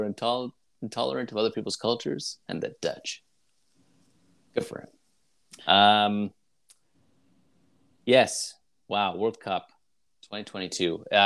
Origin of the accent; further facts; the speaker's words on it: Canada; us being Canadian